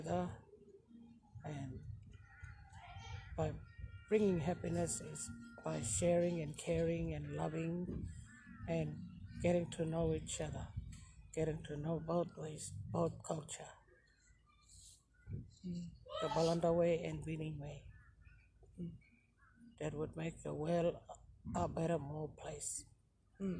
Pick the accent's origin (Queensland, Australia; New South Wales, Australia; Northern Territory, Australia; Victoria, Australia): Northern Territory, Australia; Gunbalanya; I'm from West Arnhem Land, in a small place called Wimbalanya. It's a beautiful country. This is where I grew up.